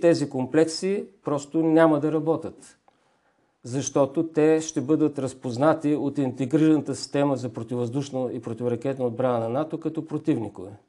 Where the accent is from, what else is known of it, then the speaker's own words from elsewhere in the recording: Bulgaria; Ние сме българи